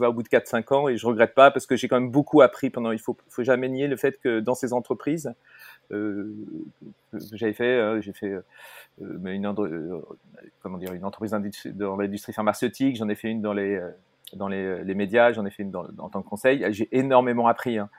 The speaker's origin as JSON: {"language": "French", "town": "Paris", "region": "Île-de-France", "country": "France", "also_born_or_lived": "Brittany"}